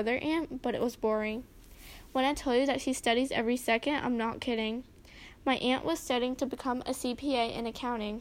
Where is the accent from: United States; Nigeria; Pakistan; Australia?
United States; also born or lived in India; when I was 6, my family and I moved to the U.S.